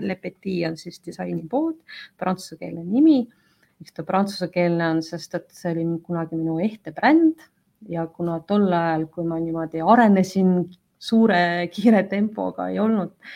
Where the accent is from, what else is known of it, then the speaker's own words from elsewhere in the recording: Yekaterinburg, Sverdlovsk Oblast, Russia; now in Tallinn, Estonia; ma olen tegelikult pärit väga suurest linnast nagu Ekaterinburg